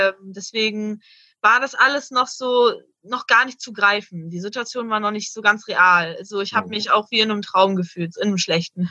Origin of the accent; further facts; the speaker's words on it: Hanover, Lower Saxony, Germany; ich komme aus Hannover